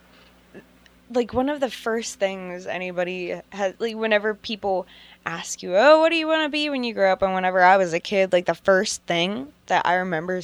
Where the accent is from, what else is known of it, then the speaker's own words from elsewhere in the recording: McKees Rocks, Pennsylvania, United States; I grew up in McKee's Rocks